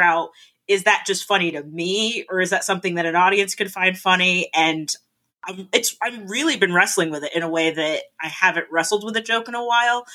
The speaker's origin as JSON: {"language": "English", "region": "South Florida", "country": "United States", "tie": "born or raised there", "also_born_or_lived": "Canada / Rhode Island", "moved": "as an adult", "lives_now": "Boston, United States", "said": "I grew up in Florida"}